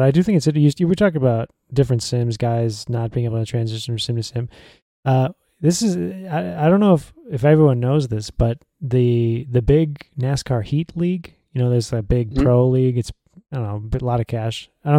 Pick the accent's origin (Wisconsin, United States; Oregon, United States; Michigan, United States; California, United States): Wisconsin, United States; Elkhart Lake; my hometown of Elkhart Lake, Wisconsin.